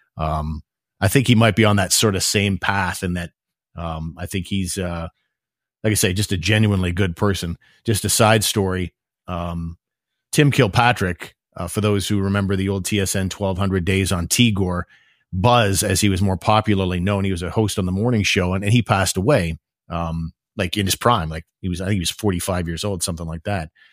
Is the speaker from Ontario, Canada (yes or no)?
yes; Ottawa, Ontario, Canada; as someone who grew up in this area